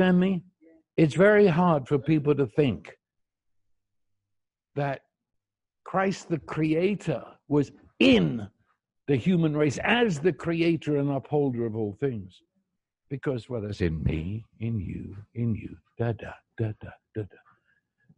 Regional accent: United Kingdom; I'm a Brit

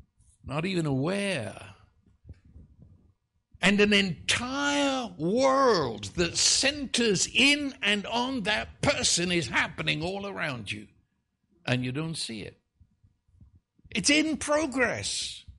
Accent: New York City, New York, United States; now in Dallas, United States; Well, I came from New York City back in that day. I was traveling. I mean, I've come to live here.

